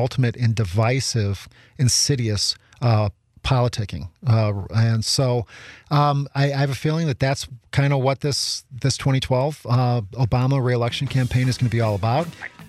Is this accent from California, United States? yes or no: no; Chicago, Illinois, United States; growing up on the South Side of Chicago, I understand it all too well